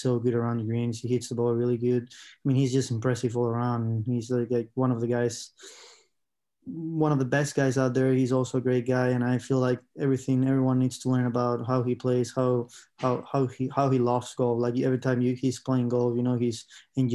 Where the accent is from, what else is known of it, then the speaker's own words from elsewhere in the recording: Spain; I'm from Spain